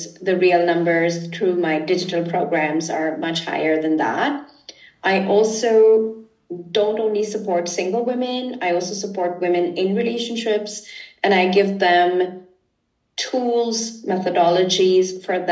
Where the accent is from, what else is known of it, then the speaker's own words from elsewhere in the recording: India; now in Germany; I come from India originally.